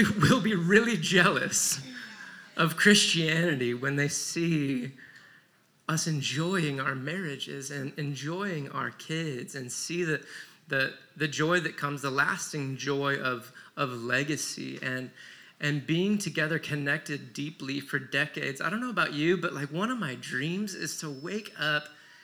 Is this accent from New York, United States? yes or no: no; Michigan, United States; I came from a quiet, Jesus-loving Midwestern family. We grew up in Michigan